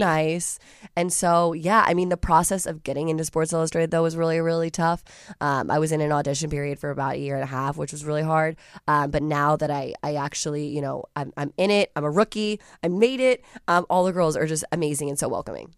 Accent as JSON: {"language": "English", "town": "Alexandria", "region": "Virginia", "country": "United States", "moved": "as an adult", "lives_now": "Los Angeles, United States", "said": "I'm originally from Alexandria, Virginia"}